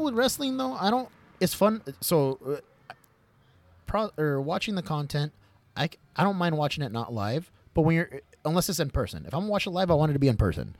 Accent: United States; I'm American, I, I identify as an American

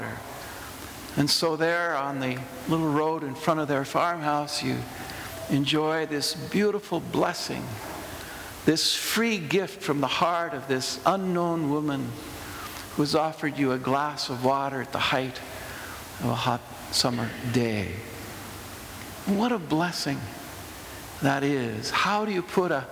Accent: United States; accent: American; my ridiculous American accent

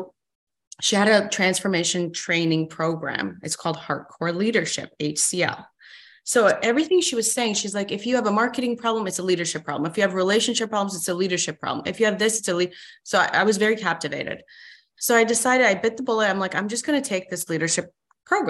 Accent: Canada; also born or lived in Iran; born and raised in Iran, Middle East, mm-hmm. moved to Canada when I was 7

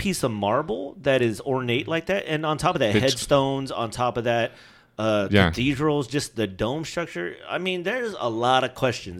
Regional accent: Philippines; because I'm Filipino, right? I'm not born in the Philippines

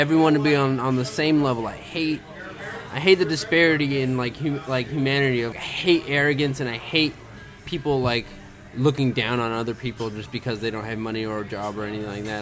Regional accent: Southern California, United States; also born or lived in Lebanon / San Fernando Valley; now in Los Angeles, United States; I grew up in Southern California. I lived in the Valley for the longest time, and then I was born in Lebanon, moved to the Valley in 1987

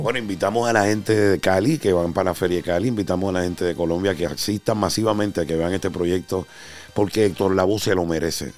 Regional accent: Carolina, Puerto Rico; now in New York, United States; Carolina, Puerto Rico, de mi tierra, orgullo de Sabana Abajo

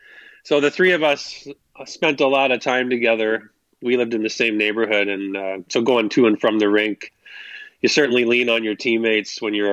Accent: Kitchener, Ontario, Canada; I grew up in Kitchener, Ontario

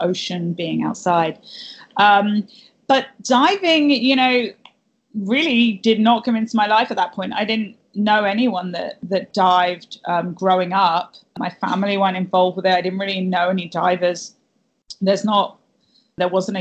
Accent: Cornwall, South West England, United Kingdom; moved away; I'm originally from Cornwall in England, and growing up, you know, I grew up on the beaches in Cornwall, basically.

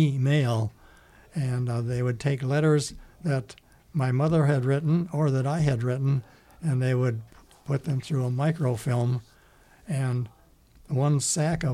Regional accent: Maywood, Illinois, United States; We're from Maywood, Illinois

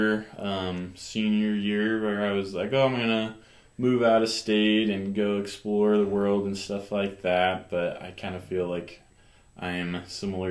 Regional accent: York, Nebraska, United States; I grew up here in York, born at the hospital and everything.

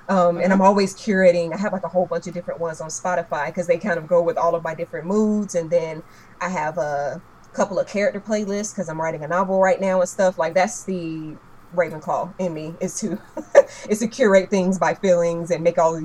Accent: Roanoke Rapids, North Carolina, United States; my tiny hometown of Roanoke Rapids

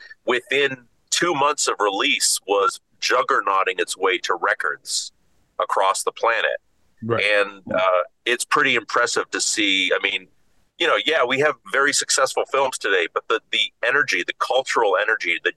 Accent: Martha's Vineyard, Massachusetts, United States; moved away; also born or lived in Brooklyn, New York City; I was born in New York City in Brooklyn, and moved to Martha's Vineyard with my dad

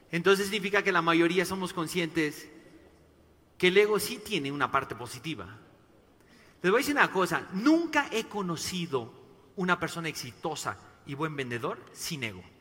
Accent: Mexico; Tengo dos hijos tapatíos y bueno, para los que no saben, soy mexicano también.

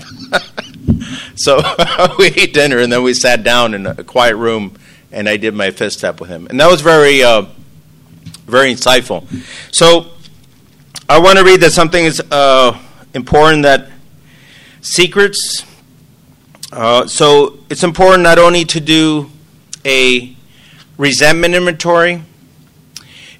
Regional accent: San Diego, California, United States; I'm from San Diego, California

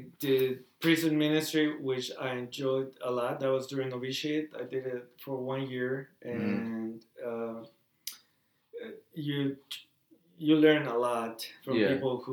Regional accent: Tamaulipas, Mexico; now in United States; I lived in that area of Mexico for almost 18 years

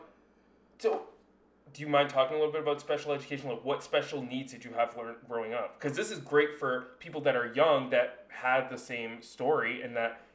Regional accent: East Coast, United States; moved away as an adult; now in Julian, United States; I come from the East Coast where fire is not an issue

